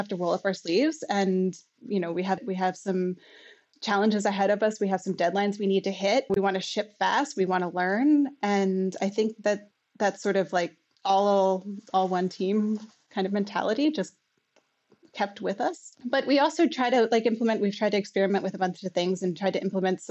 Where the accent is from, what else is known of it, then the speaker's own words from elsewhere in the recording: United States; moved away as an adult; now in Canada; I'm from the States originally